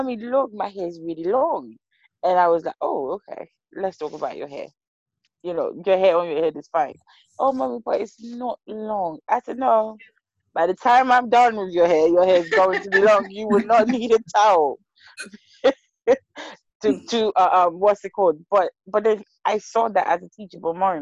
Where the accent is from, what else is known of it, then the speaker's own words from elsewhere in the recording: Liberia; now in United Kingdom; I'm from Liberia.